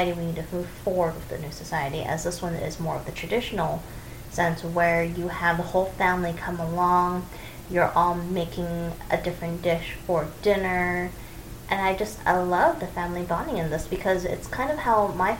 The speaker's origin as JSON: {"language": "English", "country": "United States", "said": "a first-generation American Chinese"}